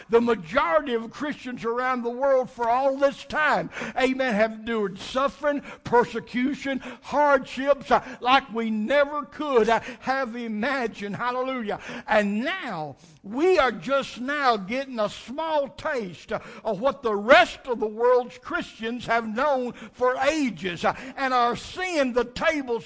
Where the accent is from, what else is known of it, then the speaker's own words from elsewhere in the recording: United States; we in America